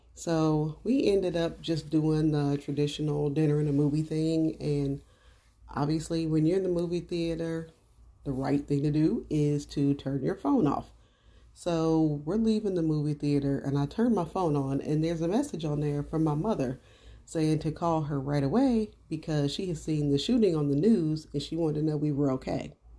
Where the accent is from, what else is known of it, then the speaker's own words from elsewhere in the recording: Dayton, Ohio, United States; I'm from Dayton, Ohio